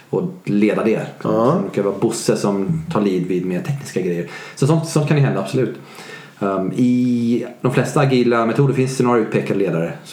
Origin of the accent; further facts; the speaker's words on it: Sweden; Jag är svensk.